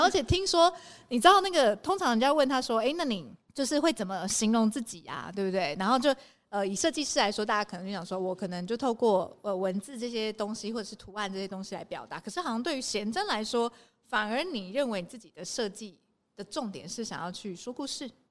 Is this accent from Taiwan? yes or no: yes; Taipei, Taiwan; moved away as an adult; now in Taitung, Taiwan; 我是台北人，然后来台东台东工作